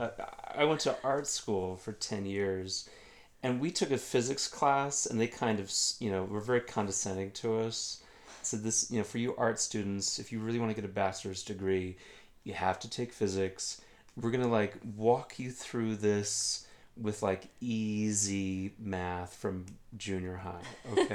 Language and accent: English; Illinois, United States; I'm from Illinois